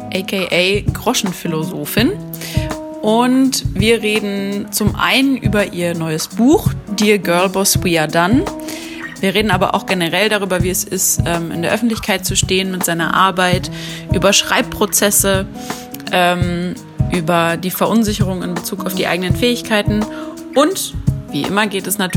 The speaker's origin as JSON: {"language": "German", "country": "Austria", "first_language": "Slovak", "second_language": "German", "said": "Ich bin aus Österreich."}